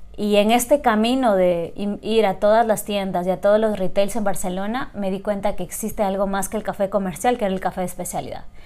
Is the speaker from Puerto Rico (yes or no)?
no; Loja, Ecuador; moved away as an adult; also born or lived in Guayaquil; yo nací y crecí en Loja hasta el colegio.